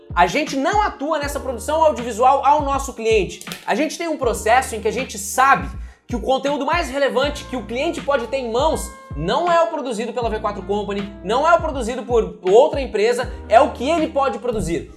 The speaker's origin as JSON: {"language": "Portuguese", "country": "Brazil", "moved": "as an adult", "lives_now": "United States", "said": "eu, brasileiro"}